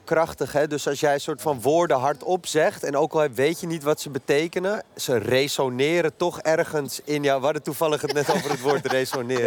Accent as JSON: {"language": "Dutch", "town": "Amsterdam", "region": "North Holland", "country": "Netherlands", "tie": "born or raised there", "said": "ik uit Noord kom en daar gewoon op de basis... gewoon de middelbare school op gezeten"}